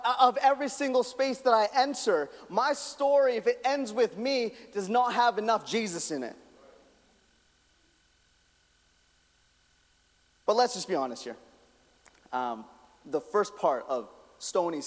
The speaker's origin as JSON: {"language": "English", "town": "Calgary", "region": "Alberta", "country": "Canada", "said": "I'm from Calgary"}